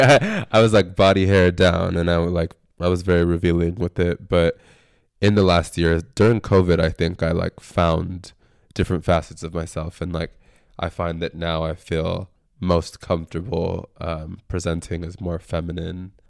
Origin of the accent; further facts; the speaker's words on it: San Antonio, Texas, United States; now in Austin, United States; I'm from San Antonio